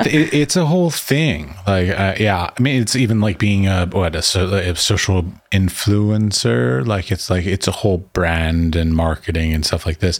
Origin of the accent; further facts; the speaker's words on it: United States; moved away as an adult; also born or lived in Middle East; now in Prague, Czech Republic; I was raised and taught in the United States.